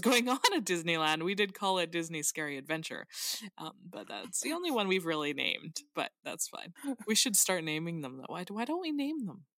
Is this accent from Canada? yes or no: yes; Canada; I, as a Canadian